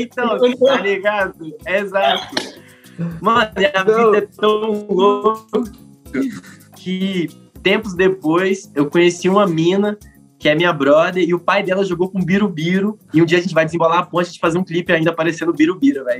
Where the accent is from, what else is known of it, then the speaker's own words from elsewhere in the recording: Minas Gerais, Brazil; now in Brasília, Brazil; Como um bom mineiro